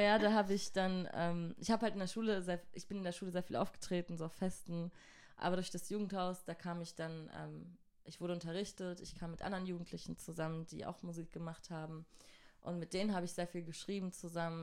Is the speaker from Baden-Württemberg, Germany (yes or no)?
yes; Mannheim, Baden-Württemberg, Germany; also born or lived in Göppingen; Ich bin aus Mannheim